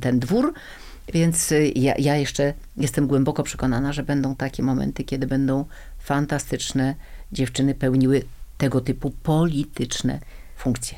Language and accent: Polish; Gdańsk, Pomeranian Voivodeship, Poland; now in Warsaw, Poland; Urodziłam się w Gdańsku, większość mojego życia spędziłam w Warszawie